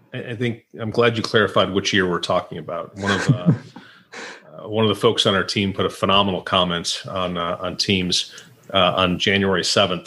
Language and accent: English; Rochester, New York, United States; moved away as an adult; also born or lived in New Orleans; I was born in uh, Rochester. That's where I grew up in Western New York